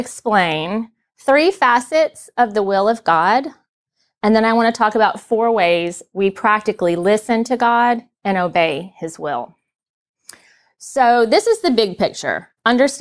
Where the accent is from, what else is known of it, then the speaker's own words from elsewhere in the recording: Murfreesboro, Tennessee, United States; I grew up in Murfreesboro, Tennessee, just a little bit south of here.